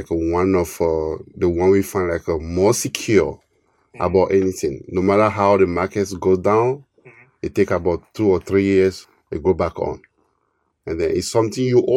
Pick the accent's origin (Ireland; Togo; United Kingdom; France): Togo; also born or lived in New Jersey, United States; now in United States; I'm an immigrant from West Africa, Togo, to U.S. almost 20 years ago